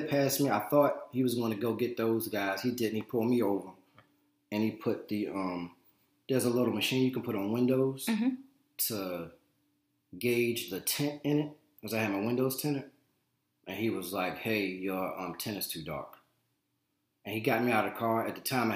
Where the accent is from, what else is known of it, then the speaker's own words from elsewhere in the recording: Richmond, Virginia, United States; I grew up in Richmond, Virginia, well, Henrico County, which, you know, is on the border of Richmond